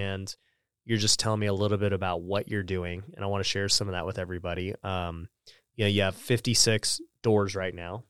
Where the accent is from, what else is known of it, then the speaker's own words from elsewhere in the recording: Las Vegas, Nevada, United States; moved away; I'm from Vegas